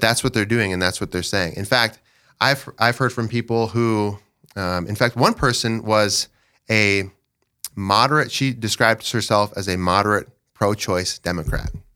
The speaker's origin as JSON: {"language": "English", "town": "Dell Rapids", "region": "South Dakota", "country": "United States", "said": "I'm from Del Rapids. I live in Dells with my wife, Sheila"}